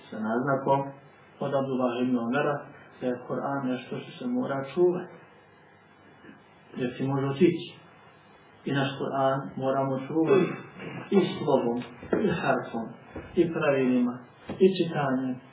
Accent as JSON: {"language": "Croatian", "country": "Montenegro", "said": "Kod nas u Crnoj Gori"}